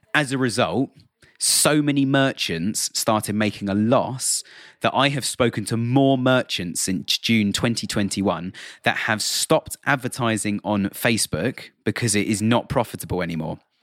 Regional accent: United Kingdom; accent: British; I'm sitting here in the U K, um, as you can probably tell by my British accent

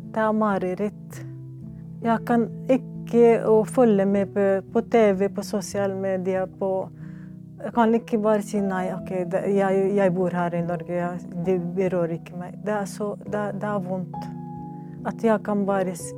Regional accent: Lebanon; Norwegian is a second language; now in Norway; Jeg er palestiner, men født og vokst opp som flyktninger i Libanon.

